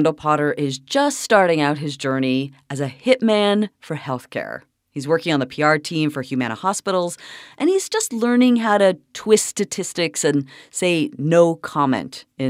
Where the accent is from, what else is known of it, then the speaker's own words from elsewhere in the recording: Toronto, Ontario, Canada; moved away; I'm from Toronto.